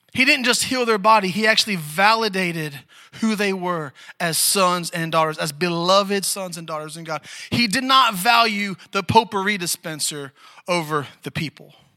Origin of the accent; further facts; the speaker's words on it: Maryland, United States; moved away; I'm from Maryland originally too